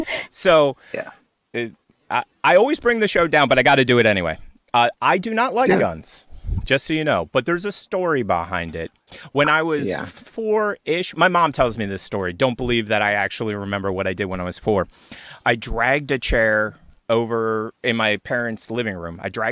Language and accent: English; United States; We're American, and I even though I have a horrible story, I want you to have a gun. Like that's being an American.